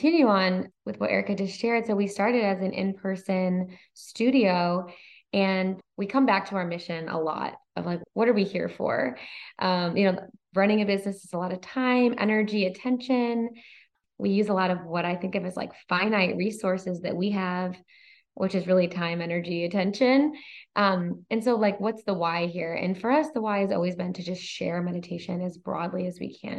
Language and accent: English; Michigan, United States; moved away; our Michigan roots, we're both from Michigan